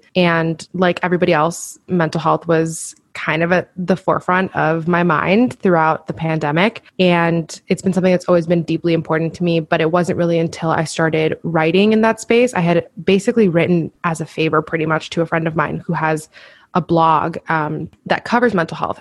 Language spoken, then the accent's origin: English; Miami, Florida, United States; moved away as an adult; also born or lived in Washington, D.C.; I grew up also in Miami